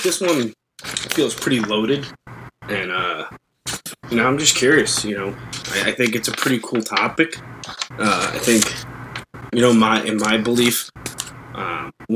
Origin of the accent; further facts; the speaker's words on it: New York, United States; being a New Yorker